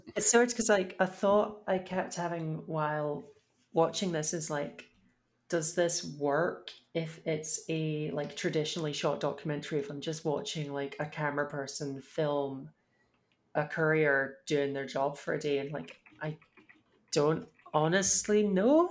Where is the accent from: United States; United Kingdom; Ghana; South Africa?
United Kingdom